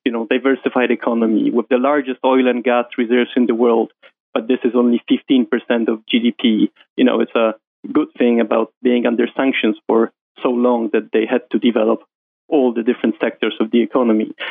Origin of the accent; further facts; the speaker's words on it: Warsaw, Masovian Voivodeship, Poland; moved away as an adult; now in London, United Kingdom; I'm from Poland, um, um, um raised in Warsaw, uh, moved to London uh, when I got my first job in JP Morgan